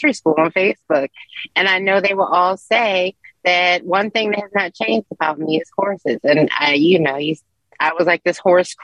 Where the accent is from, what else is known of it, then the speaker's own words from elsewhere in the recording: Philadelphia, Pennsylvania, United States; I'm from West Mount Airy